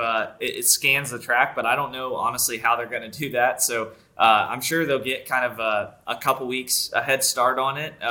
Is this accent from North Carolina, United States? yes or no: yes; North Carolina, United States; I grew up in North Carolina